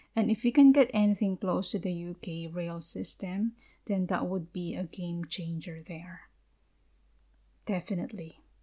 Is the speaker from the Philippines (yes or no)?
yes; Philippines; from the Philippines